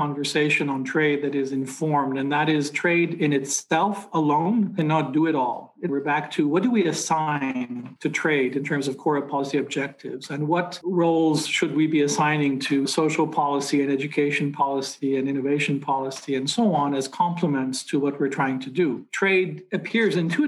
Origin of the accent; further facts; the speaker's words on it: Montreal, Quebec, Canada; I grew up in Montreal, and the number one industry, the number one employer in my hometown when I was a kid was textiles and clothing